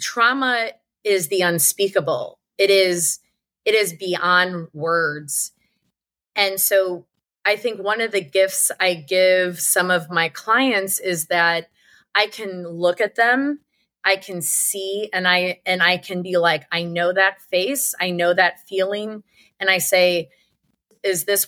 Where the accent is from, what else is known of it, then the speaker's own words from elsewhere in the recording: St. Louis, Missouri, United States; I grew up in St. Louis, Missouri